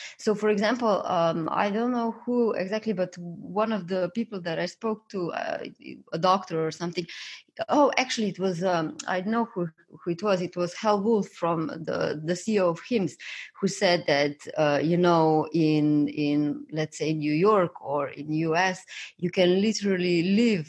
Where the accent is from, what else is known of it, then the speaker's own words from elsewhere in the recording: Slovenia; I come from Slovenia and we have a public healthcare system.